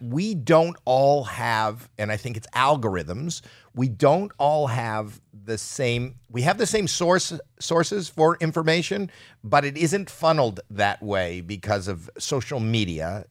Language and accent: English; Canada; moved away as an adult; now in United States; I'm from Canada, And I came to America